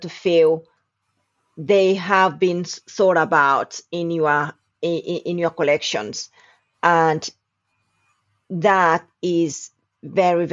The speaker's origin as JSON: {"language": "English", "country": "Denmark", "tie": "born or raised there", "also_born_or_lived": "Uganda", "moved": "as an adult", "lives_now": "London, United Kingdom", "said": "I was born in Uganda and raised in Denmark"}